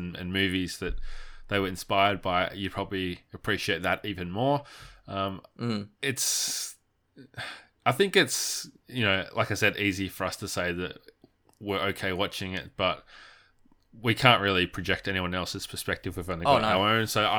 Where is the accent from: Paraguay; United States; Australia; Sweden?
Australia; Like, we're Australian, we're straight white males.